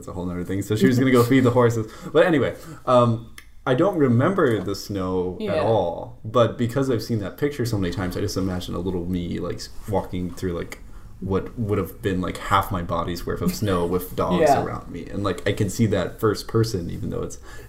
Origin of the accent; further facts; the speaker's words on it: Colorado, United States; I was born in Colorado and I was a little baby walking through the snow